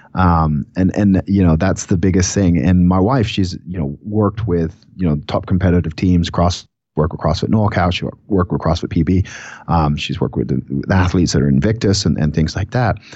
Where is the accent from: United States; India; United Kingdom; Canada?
United Kingdom; England; moved away; we're both from England